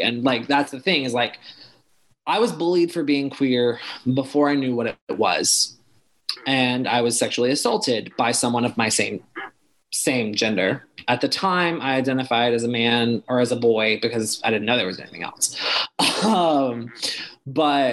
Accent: the South, United States; I was raised in the church. I was raised in the South

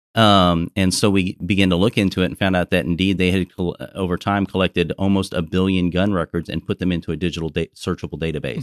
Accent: Texas, United States; I'm a Texan

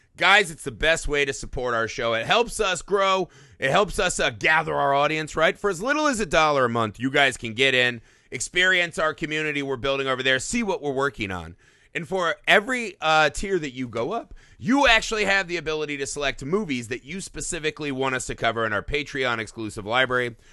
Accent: Indiana, United States; growing up in Indiana

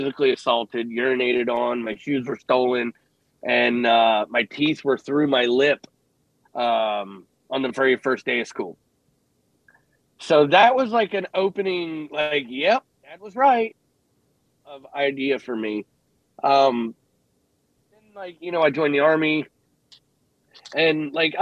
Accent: Cleveland, Ohio, United States; I grew up in Cleveland in the mid-90s

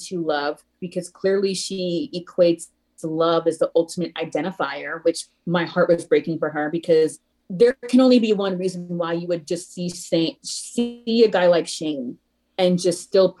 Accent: Haiti; born there; I was born in Haiti and having an immigrant childhood

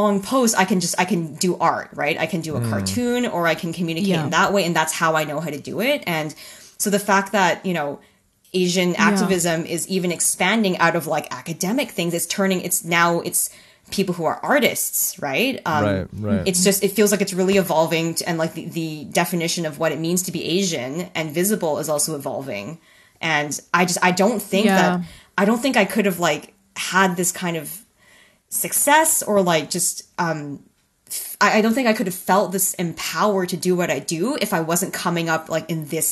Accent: Canada; being a Canadian and then being a cartoonist for an American publication

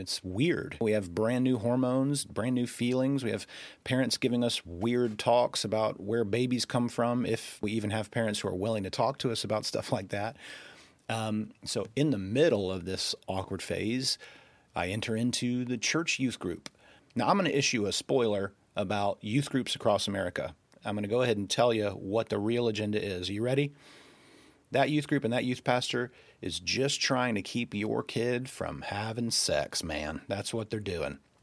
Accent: Rome, Georgia, United States; accent: Southern; you can probably detect a little bit of a Southern accent. That's because I was born and raised in Georgia.

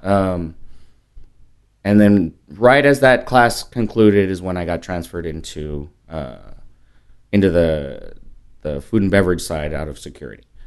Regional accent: California, United States; moved away as an adult; also born or lived in Las Vegas; now in San Antonio, United States; I'm a Californian

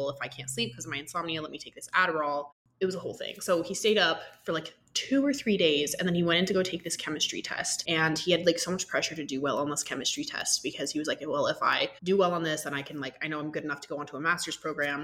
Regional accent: Georgia, United States; growing up in Georgia

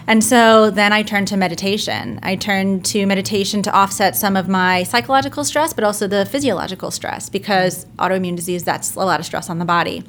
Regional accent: New Jersey, United States; moved away as an adult; also born or lived in London, United Kingdom; now in Brooklyn, United States; I was born in London, grew up in New Jersey, and now I reside in Brooklyn

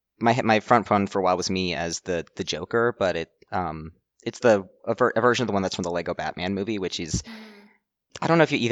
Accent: Oak Ridge, Tennessee, United States; I'm from Tennessee originally. It's like the third largest, it's next door to the third largest city in the state, and it's just, there's nothing there.

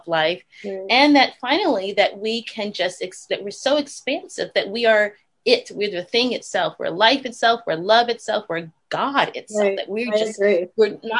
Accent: New York City, New York, United States; moved away as an adult; also born or lived in New Haven, Connecticut; now in Los Angeles, United States; I grew up in the Bronx, the South Bronx, exactly, attending a Baptist church, a small Baptist church

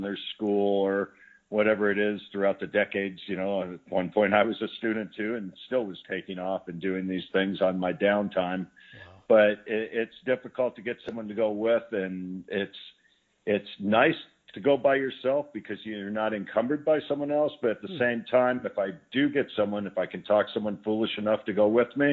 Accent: Tucson, Arizona, United States; also born or lived in Scottsdale, Arizona; a kid raised in Tucson

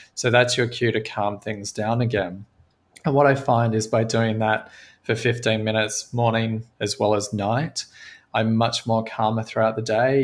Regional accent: Australia; I grew up in Australia on a cattle farm

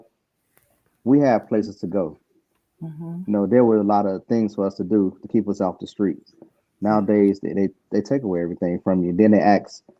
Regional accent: Chicago, Illinois, United States; moved away; I'm originally from Chicago

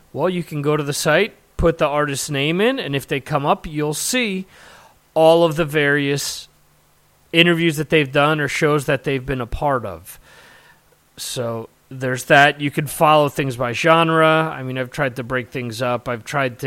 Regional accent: New Jersey, United States; Growing up in North Jersey, we had WSOU

